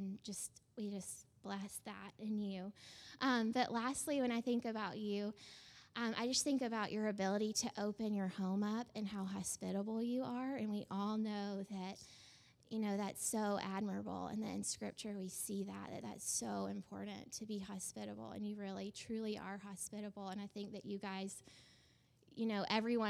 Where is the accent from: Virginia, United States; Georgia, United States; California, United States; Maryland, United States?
Georgia, United States; moved away as an adult; I was from, like, the South, you know, I was from Georgia